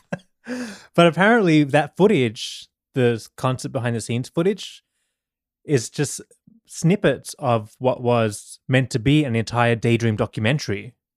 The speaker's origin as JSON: {"language": "English", "country": "Australia", "tie": "born or raised there", "moved": "yes", "said": "growing up in Australia"}